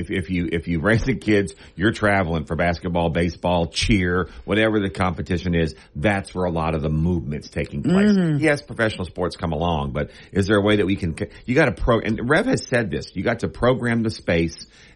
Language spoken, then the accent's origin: English; Bossier City, Louisiana, United States; I grew up in Bossier. I'm a Bossier High School grad of 84.